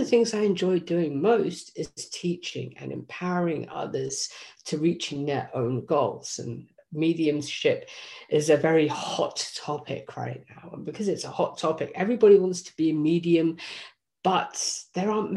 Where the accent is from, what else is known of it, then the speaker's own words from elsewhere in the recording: England, United Kingdom; moved away; Originally, I was from England